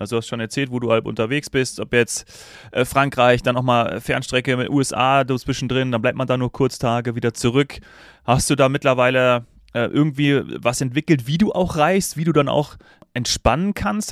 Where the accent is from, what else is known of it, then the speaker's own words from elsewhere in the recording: Austria; als Österreicher